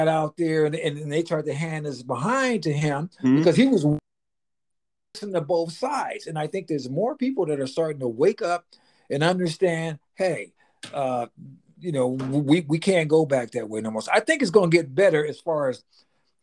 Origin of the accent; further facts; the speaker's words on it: Pasadena, California, United States; growing up in Southern California, watching Jerry Dunphy